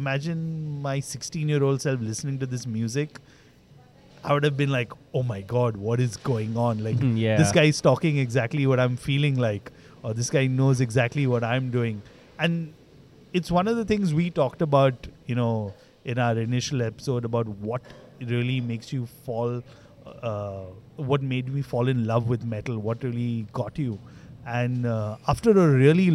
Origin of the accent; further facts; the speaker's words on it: Mumbai, Maharashtra, India; I grew up in Bombay